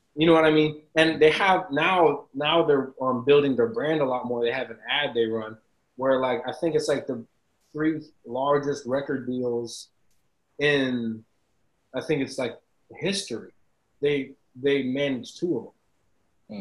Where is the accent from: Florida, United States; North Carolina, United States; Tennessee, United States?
Florida, United States; Tampa; I'm from Tampa